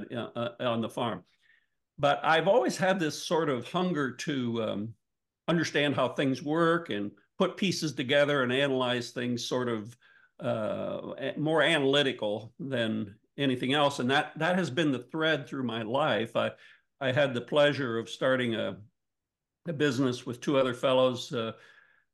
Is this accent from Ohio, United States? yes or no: yes; Northwestern Ohio, United States; I grew up in Northwestern Ohio, which is good farm country.